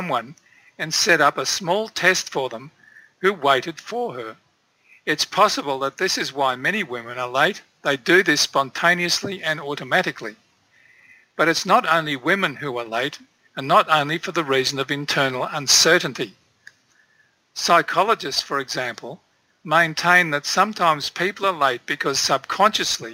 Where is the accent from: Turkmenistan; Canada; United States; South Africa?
Turkmenistan; I was born in Central Asia, in Turkmenistan